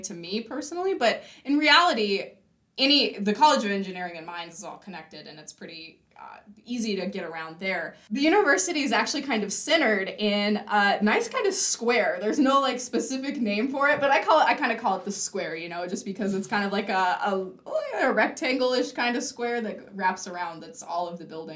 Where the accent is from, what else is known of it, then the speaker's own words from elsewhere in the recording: California, United States; moved away as an adult; now in Grand Forks, United States; since I'm from California